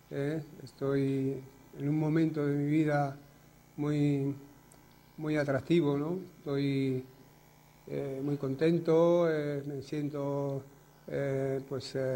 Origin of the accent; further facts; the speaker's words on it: Torre Pacheco, Region of Murcia, Spain; muy contento de estar aquí, En Torre Pacheco y, ver, pues eso, que mi tierra pues me apoya